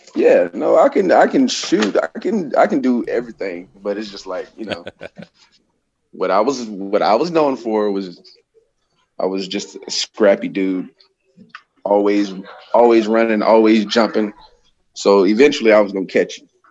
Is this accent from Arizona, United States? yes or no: no; Tampa, Florida, United States; moved away as an adult; also born or lived in Napa, California; now in Bay Area, California, United States; I'm originally from Tampa, Florida.